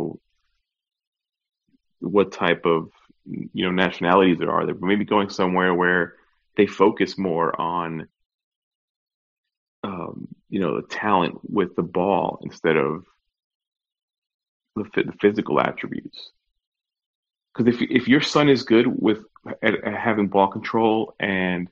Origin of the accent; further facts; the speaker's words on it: New York, United States; now in Orlando, United States; growing up in New York, and now, you know, being down here in Orlando